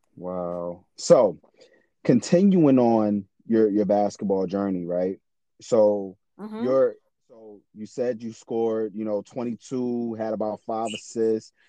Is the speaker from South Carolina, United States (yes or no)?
yes; South Carolina, United States; I'm from South Carolina